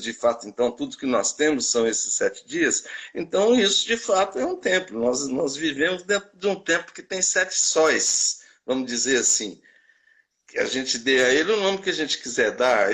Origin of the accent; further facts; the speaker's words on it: Belo Horizonte, Minas Gerais, Brazil; eu nasci em Belo Horizonte, né, que é terra de montanhas